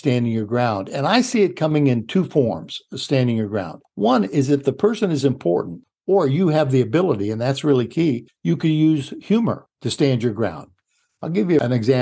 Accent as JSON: {"language": "English", "region": "Illinois", "country": "United States", "said": "I'm from Illinois"}